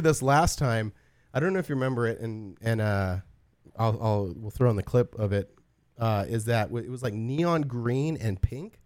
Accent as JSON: {"language": "English", "region": "Southern California high desert", "country": "United States", "tie": "born or raised there", "said": "growing up in SoCal, in the high desert"}